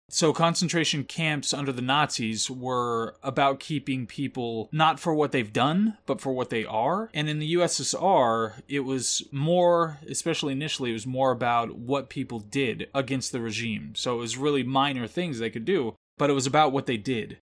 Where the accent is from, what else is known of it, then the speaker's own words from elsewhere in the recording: United States; as an American